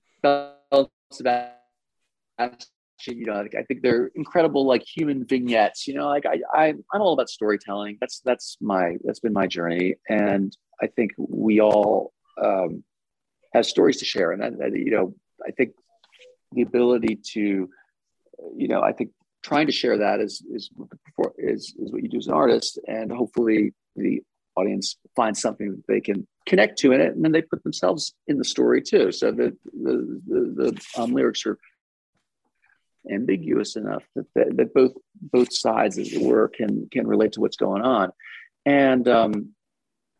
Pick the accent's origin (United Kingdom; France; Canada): France; moved away; I grew up in France.